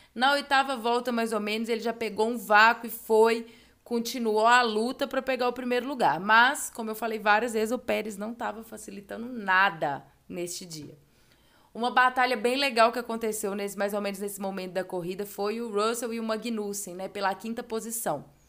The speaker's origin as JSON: {"language": "Portuguese", "country": "Brazil", "said": "que somos brasileiros"}